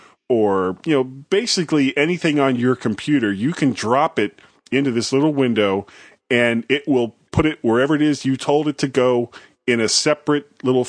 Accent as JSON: {"language": "English", "region": "Florida", "country": "United States", "said": "I'm from Florida"}